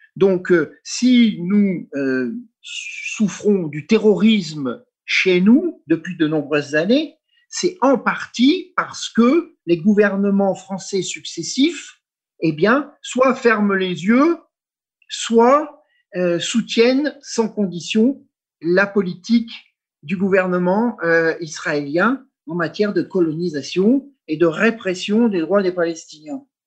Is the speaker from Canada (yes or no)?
no; France; je suis français culturellement, politiquement, historiquement